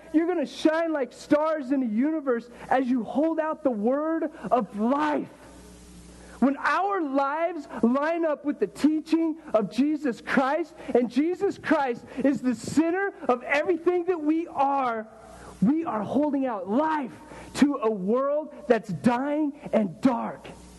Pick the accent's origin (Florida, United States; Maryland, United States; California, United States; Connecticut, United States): Florida, United States; Miami; And then I'm from Miami. God, it was cool to be in Miami. It was awesome.